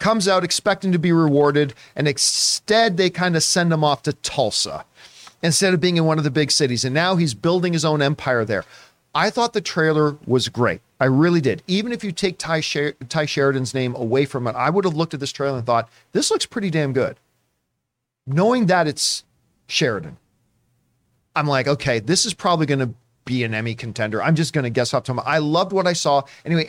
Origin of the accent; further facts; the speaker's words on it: Canada; because as a Canadian, I got real damn excited a couple of years ago when I found out that Cineworld was also